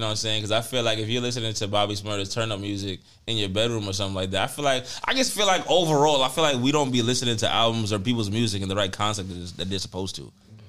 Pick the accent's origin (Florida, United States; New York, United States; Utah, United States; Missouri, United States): New York, United States; New York City; I'm from the Bronx.